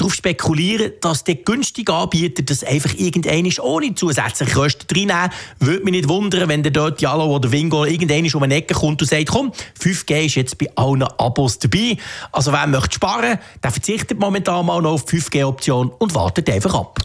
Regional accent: Switzerland; bei uns in der Schweiz

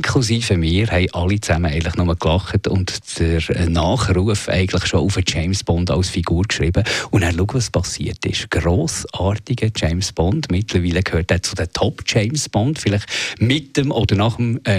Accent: Switzerland

